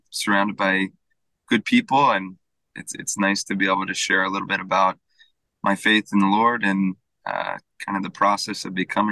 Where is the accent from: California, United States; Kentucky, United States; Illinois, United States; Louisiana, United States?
California, United States; Fremont; I'm actually from Fremont